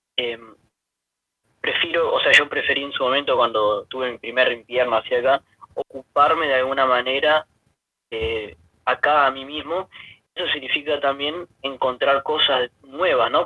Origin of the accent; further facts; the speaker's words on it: Humberto Primo, Santa Fe, Argentina; moved away as an adult; now in Bonn, Germany; soy de Humberto Primo Santa Fe, un pueblito muy cerca de Rafaela